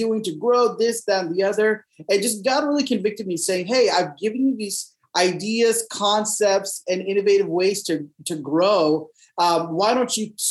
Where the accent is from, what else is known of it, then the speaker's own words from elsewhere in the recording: Dallas, Texas, United States; I'm born and raised in Dallas, Texas.